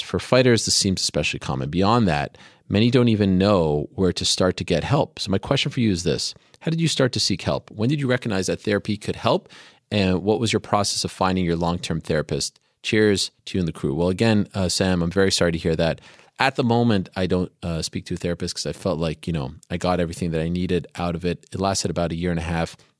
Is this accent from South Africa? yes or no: no; Canada; moved away; when I was growing up in Canada